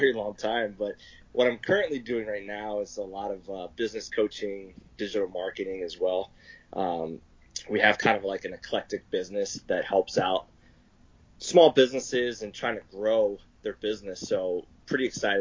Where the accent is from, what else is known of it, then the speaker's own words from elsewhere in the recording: Pennsylvania, United States; moved away as an adult; now in Arizona, United States; So I'm originally from Pennsylvania, and I moved to Arizona at the age of 20